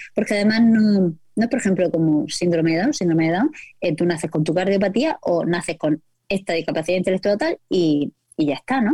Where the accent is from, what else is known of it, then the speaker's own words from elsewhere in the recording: Murcia, Region of Murcia, Spain; soy de Murcia, los reconocimientos de voz no funcionan conmigo.